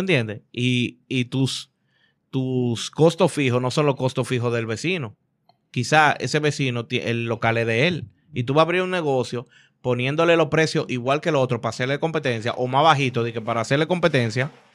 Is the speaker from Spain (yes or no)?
no; Dominican Republic; Yo no soy mexicano, yo soy dominicano